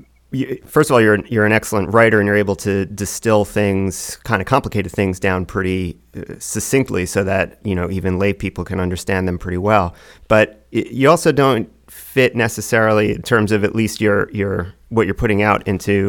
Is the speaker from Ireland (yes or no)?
no; New York, United States; I grew up in upstate New York, or I grew up in the suburbs of the city